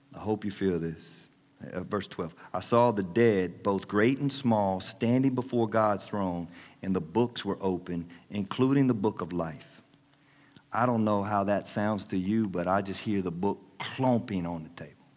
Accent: Anderson, United States; my hometown, Anderson

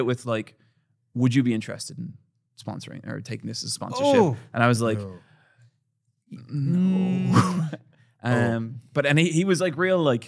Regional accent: Ireland; being Irish in America

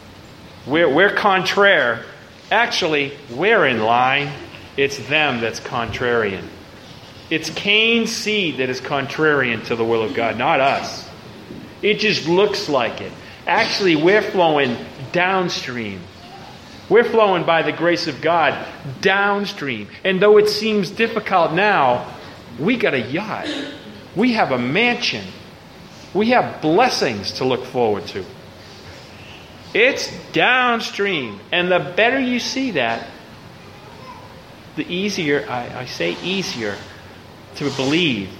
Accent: Boston, Massachusetts, United States; now in Baton Rouge, United States; I live in Baton Rouge, but I'm from Boston.

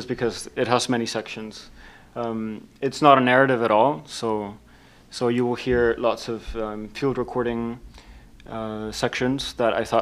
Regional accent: Laredo, Texas, United States; moved away as an adult; now in Chicago, United States; I'm from Texas, from the border town Laredo, Mexico-American border.

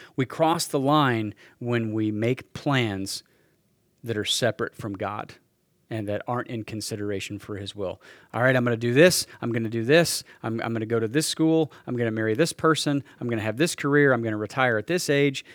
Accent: Salina, Kansas, United States; moved away as an adult; Ended up coming back to Salina, Kansas, my, my hometown

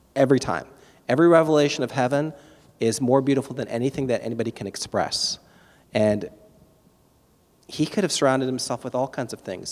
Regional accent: East Coast of Florida, United States; I grew up on the East Coast of Florida. I was a surfer kid

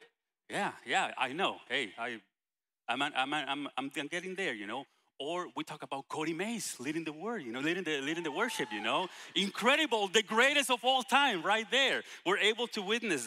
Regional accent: Guatemala; English is a second language; moved away; international like I am from Guatemala

